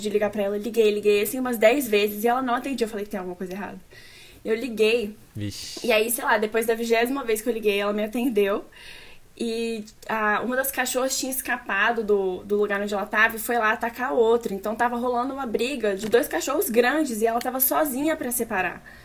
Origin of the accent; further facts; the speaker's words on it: Brasília, Federal District, Brazil; nascida e criada em Brasília.